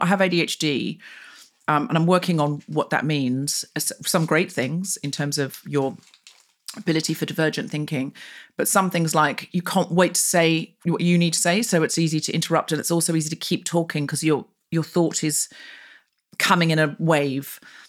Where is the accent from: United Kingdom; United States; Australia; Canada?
Australia; accent: Australian; Although I don't think my Australian accent's that's great anymore. People, Australian friends, I go, you sound like a pom doing an Aussie accent, ….